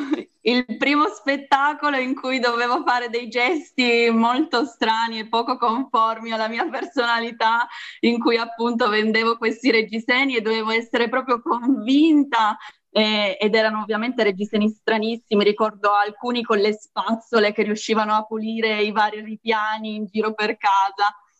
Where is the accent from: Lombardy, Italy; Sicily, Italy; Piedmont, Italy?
Piedmont, Italy; Moncalieri; io sono nata qui a, a Moncaglieri, quindi qua in Piemonte